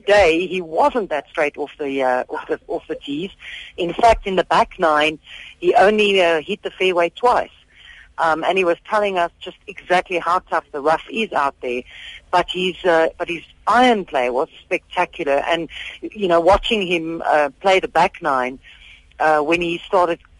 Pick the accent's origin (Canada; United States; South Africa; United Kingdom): South Africa; we're patriotic, we're South African